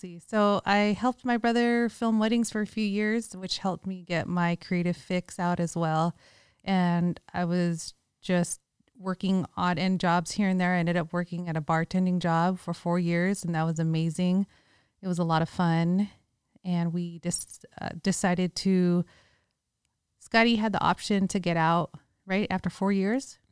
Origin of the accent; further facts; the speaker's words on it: Bay Area, California, United States; moved away; also born or lived in Hawaii / Las Vegas; We're both from the Bay Area, so we had that hyphy mentality.